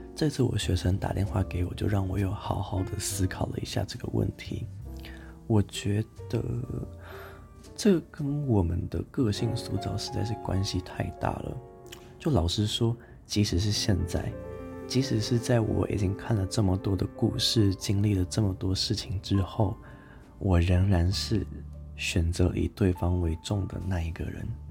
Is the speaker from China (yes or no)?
no; Taichung, Taiwan; moved away as an adult; also born or lived in Tainan; now in Taipei, Taiwan; 我是台中人嘛，我大学在台南读，然后现在研究所在台北读